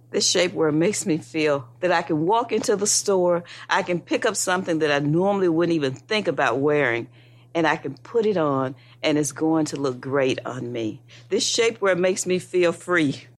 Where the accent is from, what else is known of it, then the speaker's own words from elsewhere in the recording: Memphis, Tennessee, United States; I'm from Memphis, Tennessee